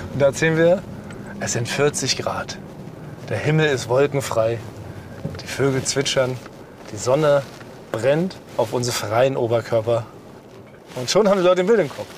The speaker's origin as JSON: {"language": "German", "region": "Berlin", "country": "Germany", "tie": "born or raised there", "also_born_or_lived": "Friedrichshain, Berlin", "said": "Ich bin allerdings nicht in Weißensee geboren, ich bin ja eigentlich gebürtiger Friedrichshainer"}